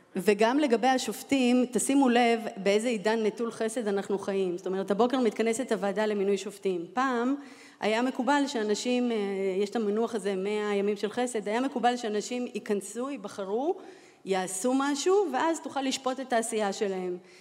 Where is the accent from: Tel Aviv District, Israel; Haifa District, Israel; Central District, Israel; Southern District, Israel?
Tel Aviv District, Israel; Holon; also born or lived in Latvia; עליתי אה, מברית המועצות, זאת אומרת מלטביה, אה, כילדה, אה, אני בת למשפחה אירוויזיוניסטית, משפחה של אסירי ציון, גדלתי בחולון